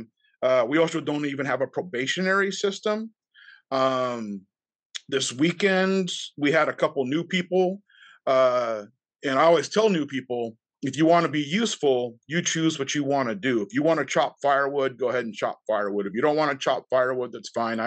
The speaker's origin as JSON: {"language": "English", "country": "United States", "said": "we're American"}